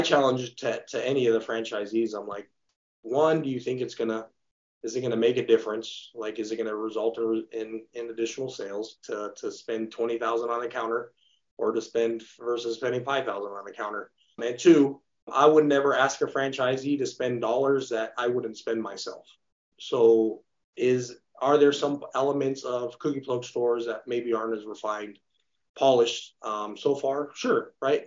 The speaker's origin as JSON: {"language": "English", "town": "Redlands", "region": "California", "country": "United States", "tie": "born or raised there", "said": "my hometown of Redlands"}